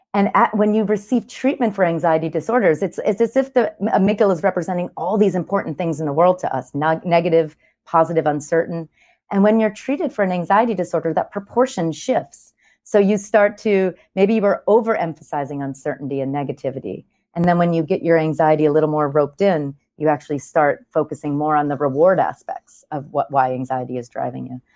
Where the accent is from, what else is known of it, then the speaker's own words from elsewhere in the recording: New York, United States; I'm a New Yorker